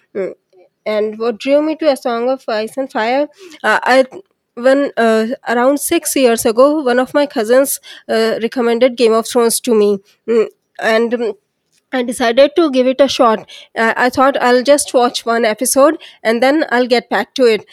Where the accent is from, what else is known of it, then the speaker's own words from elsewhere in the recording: India; I'm from India